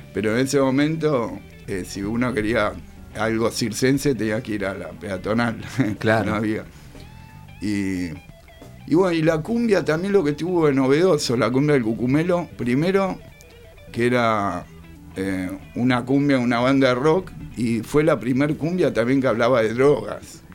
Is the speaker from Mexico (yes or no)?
no; Buenos Aires, Argentina; yo nací en Saavedra, oh. a la vuelta de la casa del …